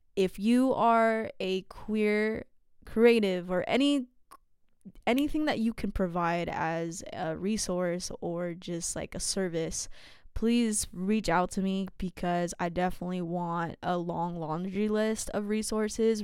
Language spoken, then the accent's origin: English; San Jose, California, United States; I grew up in San Jose